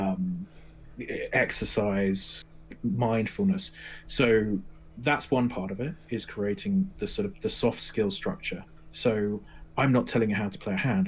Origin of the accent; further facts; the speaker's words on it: England, United Kingdom; moved away as an adult; now in United States; you can tell my voice. I'm from England. I'm living in America